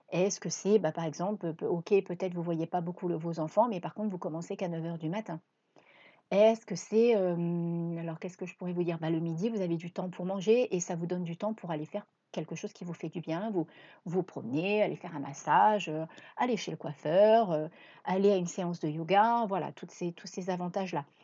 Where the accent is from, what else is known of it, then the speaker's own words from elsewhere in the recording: Reims, Grand Est, France; moved away as an adult; also born or lived in La Ciotat / Cassis; now in Marseille, France; À la base, je suis même pas originaire de Marseille, je suis originaire de Reims. Et à l'âge de 19 ans, j'ai pris la décision de partir avec euh, ma voiture.